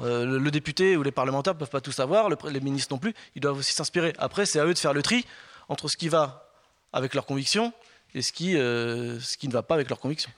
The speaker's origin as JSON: {"language": "French", "town": "Compiègne", "region": "Hauts-de-France", "country": "France", "tie": "born or raised there", "said": "je suis né à Compiègne, je vis ce territoire depuis toujours"}